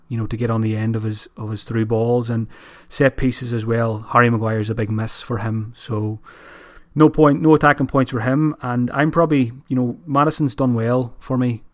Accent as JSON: {"language": "English", "country": "Ireland", "said": "as an Irish person"}